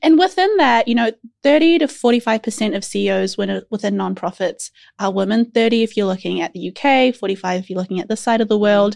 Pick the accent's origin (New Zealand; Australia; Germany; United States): New Zealand; as a Kiwi